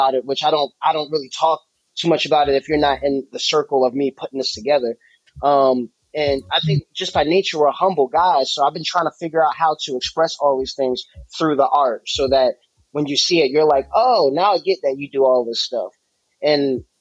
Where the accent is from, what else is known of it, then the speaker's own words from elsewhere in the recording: Jersey City, New Jersey, United States; moved away as an adult; now in Atlanta, United States; I'm originally from Jersey City, New Jersey, born and raised on a waterfront, right in Newport between Hoboken and Exchange Place